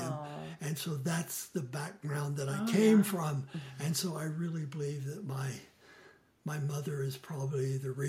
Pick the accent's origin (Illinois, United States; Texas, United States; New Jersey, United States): Texas, United States; San Antonio; moved away as an adult; also born or lived in Maryland; now in Utah, United States; I grew up in San Antonio, Texas, actually a suburb called Alamo Heights